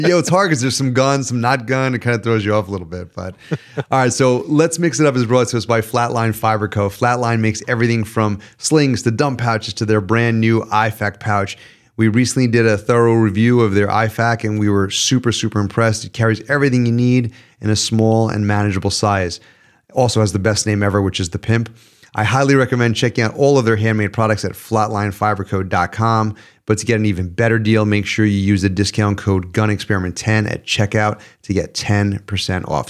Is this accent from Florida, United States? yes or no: no; New York, United States; as a New Yorker